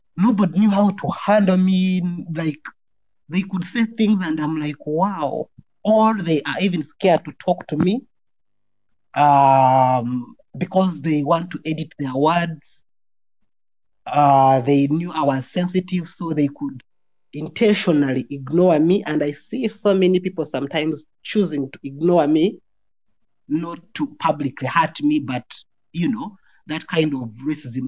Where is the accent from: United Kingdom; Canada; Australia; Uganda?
Uganda; moved away as an adult; also born or lived in Kenya; now in Sweden; I am born in Uganda, born and raised in Uganda